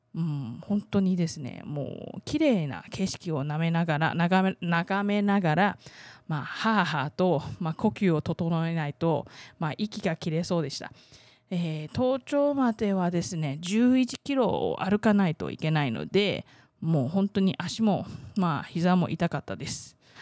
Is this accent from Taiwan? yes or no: yes; Taiwan; 台湾生まれ台湾育ち